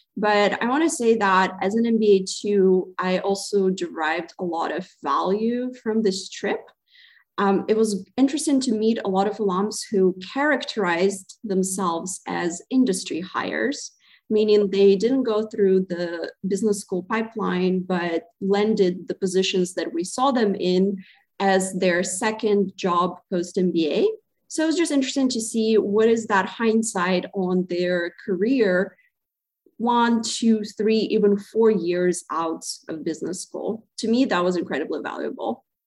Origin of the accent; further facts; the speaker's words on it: Zaporizhzhia, Zaporizhzhia Oblast, Ukraine; moved away as an adult; also born or lived in Providence, Rhode Island, United States / Boston, Massachusetts, United States; now in United States; originally, I come from Zaporizhia, Ukraine